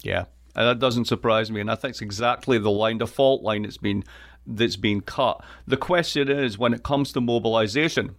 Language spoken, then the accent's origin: English; east coast of Scotland, United Kingdom; moved away as an adult; now in United States; I am from Scotland. I am from the east coast of Scotland.